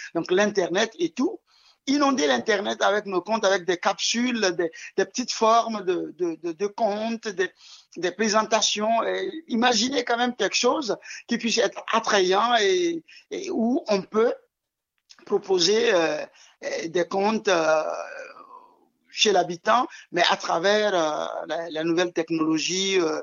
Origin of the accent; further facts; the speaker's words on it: Lomé, Maritime, Togo; je suis né à Lomé, déjà, à la capitale du Togo, et dans un quartier très populaire, très multicoloré. Et je suis né dans une cour que aujourd'hui j'appelle une cour de compte